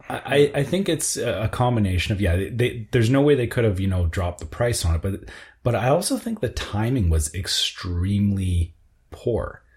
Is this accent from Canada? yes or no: yes; Canada; as a Canadian